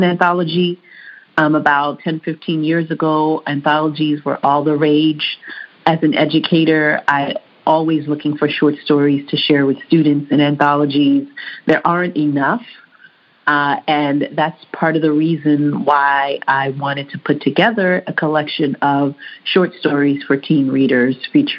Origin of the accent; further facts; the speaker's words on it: New York City, New York, United States; also born or lived in Haiti / Queens, New York; I was born in Haiti, so I am an immigrant to the United States. I came here when I was four, and the first neighborhood I moved to was called Bushwick in Brooklyn, New York.